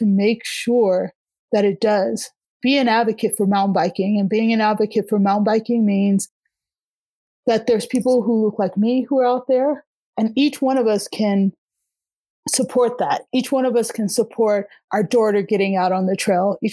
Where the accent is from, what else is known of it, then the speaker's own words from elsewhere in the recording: Alabama, United States; moved away as an adult; also born or lived in Boston, Massachusetts / Colorado; now in Denver, United States; I came from Alabama. I went to school in Boston, actually. And from Boston, I headed out to Colorado